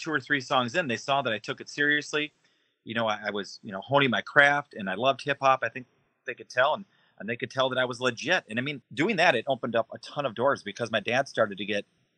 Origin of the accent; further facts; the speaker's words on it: Racine, Wisconsin, United States; moved away as an adult; also born or lived in Illinois / Florida / Minnesota; now in Iowa, United States; I was born and raised in Racine, Wisconsin, which is just outside Milwaukee. But my career has kind of taken me all across the country, from Wisconsin to Illinois to Florida, Minnesota, and now Iowa.